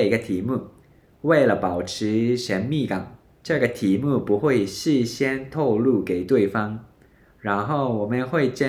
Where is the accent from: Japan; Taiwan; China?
Japan